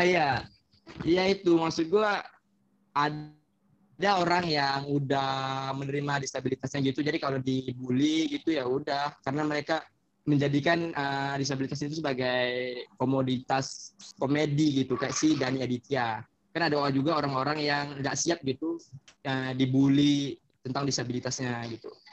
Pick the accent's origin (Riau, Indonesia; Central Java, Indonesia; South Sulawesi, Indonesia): Riau, Indonesia; Dari kecil. karena gue lahir di sini juga